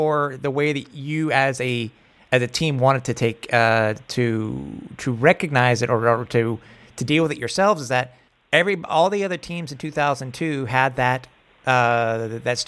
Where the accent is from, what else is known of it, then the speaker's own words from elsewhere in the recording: Canada; being a Canadian fan